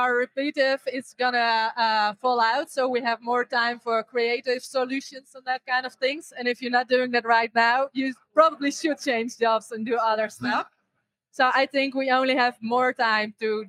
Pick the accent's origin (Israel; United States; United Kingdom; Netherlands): Netherlands; I'm from the Netherlands